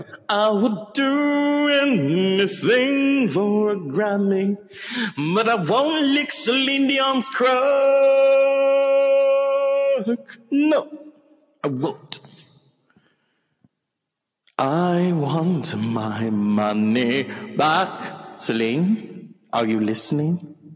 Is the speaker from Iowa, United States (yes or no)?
no; Texas, United States; I'm from Texas, honey.